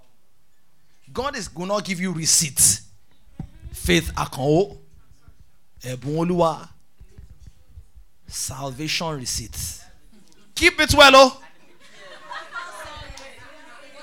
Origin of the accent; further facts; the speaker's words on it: Benue, Nigeria; I'm from Benue State